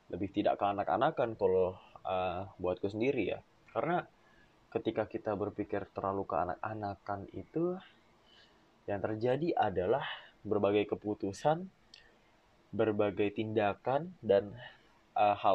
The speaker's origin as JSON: {"language": "Indonesian", "town": "Penajam", "region": "East Kalimantan", "country": "Indonesia", "tie": "born or raised there", "also_born_or_lived": "Balikpapan", "said": "Aku besar di Kalimantan Timur, tepatnya di Penajam. Namun aku lahir di Balikpapan."}